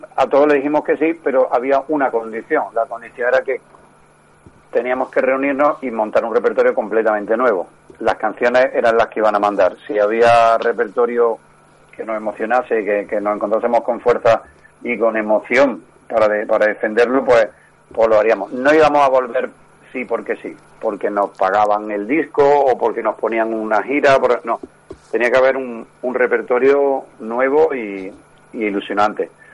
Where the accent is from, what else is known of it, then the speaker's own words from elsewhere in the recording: Córdoba, Andalusia, Spain; somos de Córdoba y, desde, desde el principio pues seguimos residiendo en Córdoba